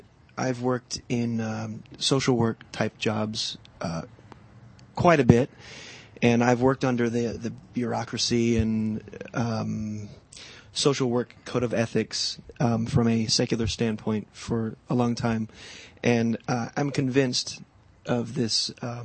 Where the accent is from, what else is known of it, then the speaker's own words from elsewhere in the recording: Ohio, United States; we were living and working in Ohio